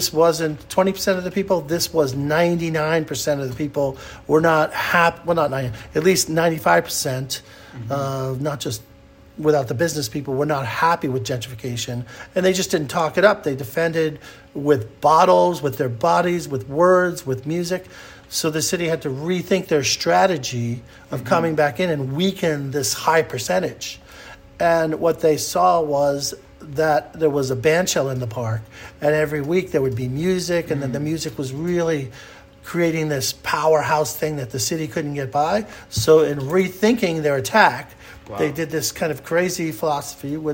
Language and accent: English; New York City, New York, United States; When I was growing up in New York City, it was an incredible place for music